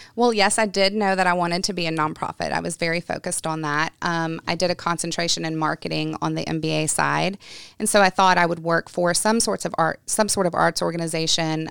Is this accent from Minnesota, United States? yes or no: no; Gulfport, Mississippi, United States; I am from Gulfport, Mississippi. which is on the coast of Mississippi, um, and I was born there, raised there, and my grandparents raised me